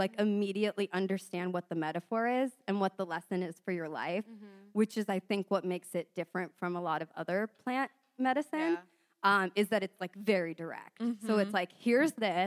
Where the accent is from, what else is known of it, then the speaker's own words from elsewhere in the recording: San Diego, California, United States; I'm from San Diego.